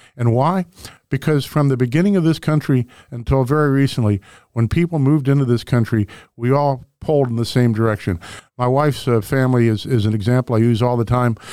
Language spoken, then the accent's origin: English; Webster Groves, Missouri, United States; where I grew up in Webster Groves, we had the Turkey Day football game